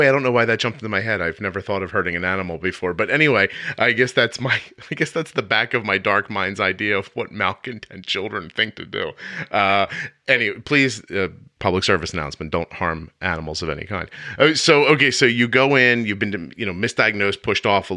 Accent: Northeast, United States; accent: Northeast; my Northeast accent

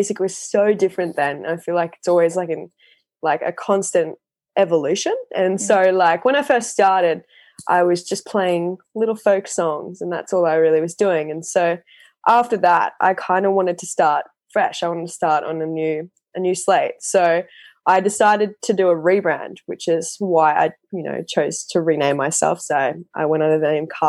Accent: Sunshine Coast, Queensland, Australia; from the Sunshine Coast in Australia.

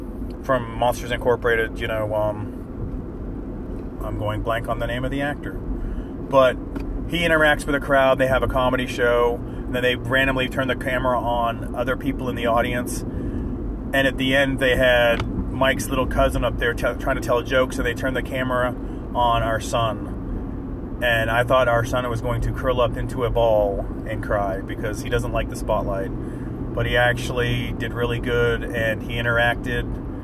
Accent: England, United Kingdom; We went to the Rose and Crown because they have the British section, and I'm from England, believe it or not, even without my accent.

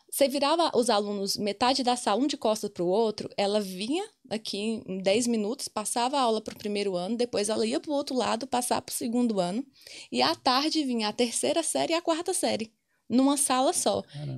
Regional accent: Alvorada, Tocantins, Brazil; moved away as an adult; now in Ireland; Sou de Alvorada, Tocantins

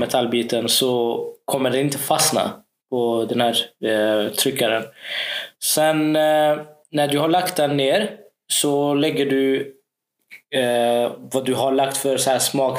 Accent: Karlskrona, Blekinge, Sweden; när jag växte upp här i Karlskrona

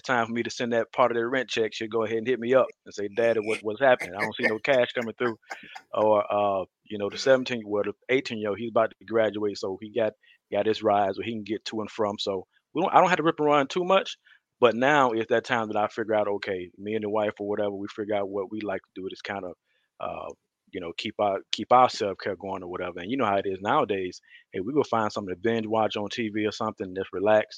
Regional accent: Detroit, Michigan, Mississippi, United States; I grew up, my early years, I grew up in Detroit, Michigan. And we moved to Mississippi when I was like beginning of third grade

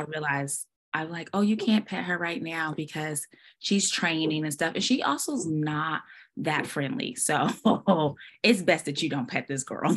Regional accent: Portland, Oregon, United States; moved away as an adult; now in Dallas, United States; I'm born and raised in Portland, but I did move away and I came back

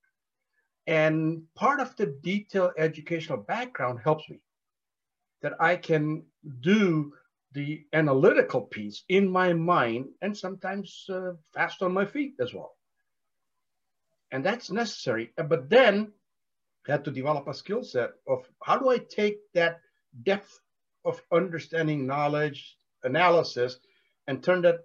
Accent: India; moved away as an adult; I was born and educated in India before I came here.

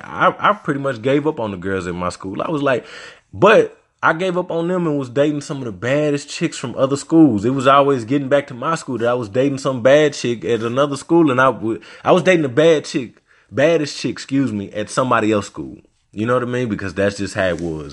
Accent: Little Rock, Arkansas, United States; also born or lived in Louisiana; I'm from Little Rock

